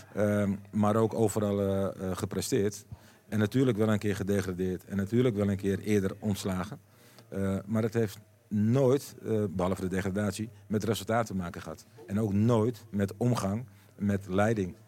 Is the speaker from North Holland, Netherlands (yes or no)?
yes; Amsterdam, North Holland, Netherlands; moved away as an adult; also born or lived in Emmen / Basel; een echt Amsterdammer